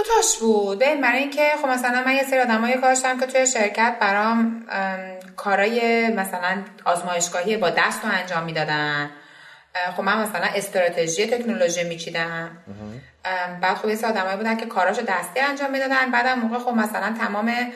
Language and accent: Persian; Isfahan, Iran; moved away as an adult; also born or lived in Mazandaran / United States / Vancouver, Canada; now in Canada; من متولد اسفند 61 م شهر اسفهان به دنیا